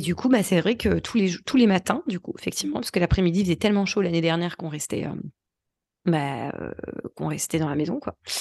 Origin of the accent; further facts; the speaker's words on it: France; on est français